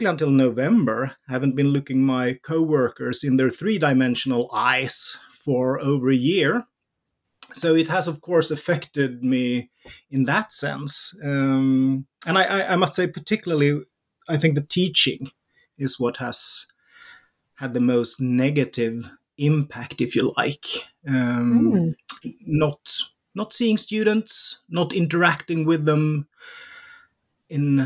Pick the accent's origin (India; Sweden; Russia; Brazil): Sweden; Born in the early 70s, raised in Sweden, growing up in the Swedish welfare society